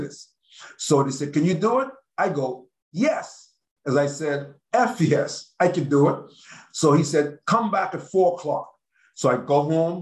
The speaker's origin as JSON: {"language": "English", "town": "Nassau", "region": "New Providence", "country": "Bahamas", "moved": "as an adult", "said": "I'm from Nassau, Bahamas, so I was living in Nassau"}